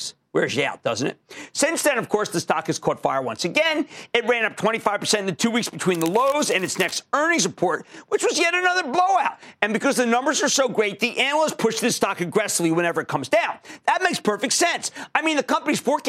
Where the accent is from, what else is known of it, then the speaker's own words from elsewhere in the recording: New Jersey, United States; my home state, New Jersey